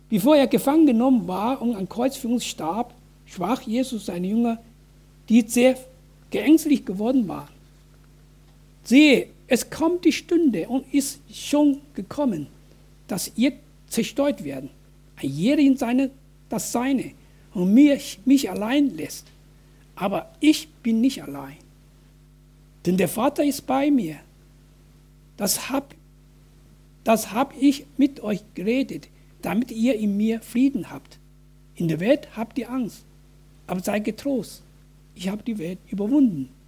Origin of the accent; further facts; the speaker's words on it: Wuhan, Hubei, China; German is a second language; now in Germany; dass Tausende von Bürgern in meiner Heimatstadt Wuhan wegen Infizierung von Covid-19 gestorben sind